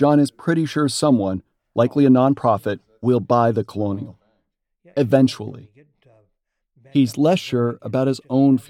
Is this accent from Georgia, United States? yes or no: no; Youngstown, Ohio, United States; my hometown of Youngstown, Ohio